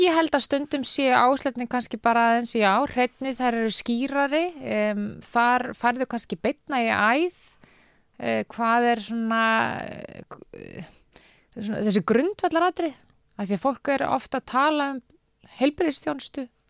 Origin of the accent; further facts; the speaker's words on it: Reykjavík, Capital Region, Iceland; ég er alveg upp í Reykjavík og þó ég hef búið viða um heim, það hef ég hverki búið annar starf landinu en í Reykjavík